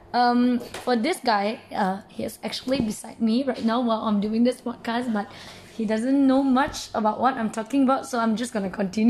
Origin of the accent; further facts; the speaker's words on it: Selangor, Malaysia; I'm from Selangor.